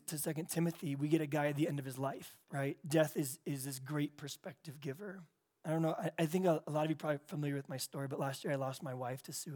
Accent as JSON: {"language": "English", "town": "San Diego", "region": "California", "country": "United States", "said": "I'm from San Diego, California"}